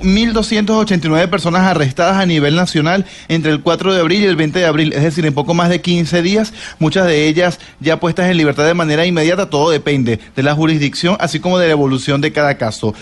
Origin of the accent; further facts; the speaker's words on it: Colombia; hacemos los colombianos